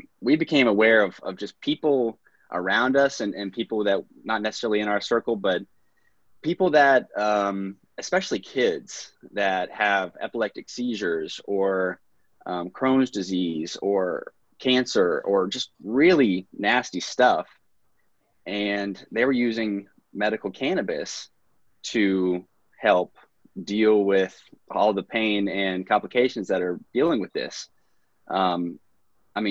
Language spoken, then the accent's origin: English; Princeton, West Virginia, United States; Mercer County, Princeton, West Virginia.